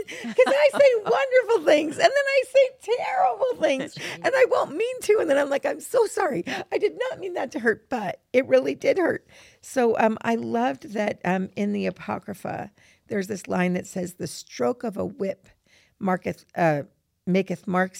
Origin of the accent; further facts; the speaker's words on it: New York, United States; So we grew up in New York, and I do have to say all my friends love to swear, and I loved clever swearing.